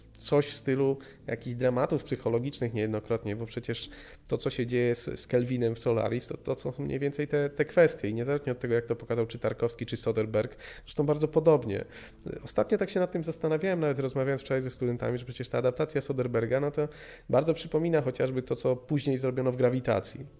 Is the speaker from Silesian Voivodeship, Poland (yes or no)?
no; Opole Voivodeship, Poland; U nas na Opolszczyźnie pamiętam, że fragmenty właśnie pilota Pirksa jako, jako jakaś le-, lektura uzupełniająca